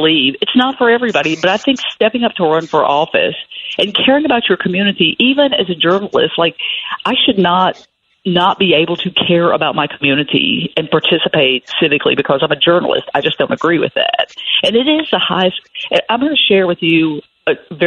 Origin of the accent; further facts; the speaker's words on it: Tennessee, United States; I grew up here. My family settled this county